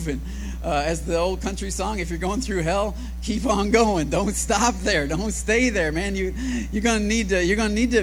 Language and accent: English; Michigan, United States; now in Austin, United States; I was born up in Michigan